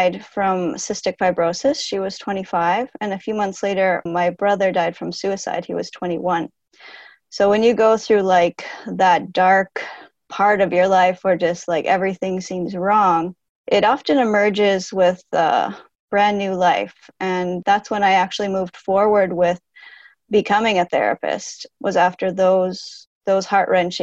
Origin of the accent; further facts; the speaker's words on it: Canada; also born or lived in United States; I'm from Canada